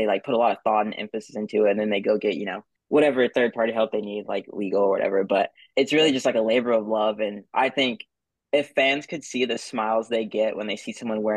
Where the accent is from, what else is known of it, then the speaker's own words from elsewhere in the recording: Houston, Texas, United States; also born or lived in New Orleans, Louisiana, United States; I went to high school in Houston. I was born in New Orleans, but then Katrina hit